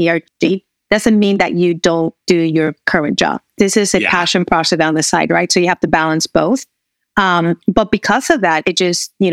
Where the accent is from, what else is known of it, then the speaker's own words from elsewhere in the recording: Puerto Rico; moved away as an adult; also born or lived in Texas; now in United States; raised in Puerto Rico, went to university in the U.S., started back my career with GE in Puerto Rico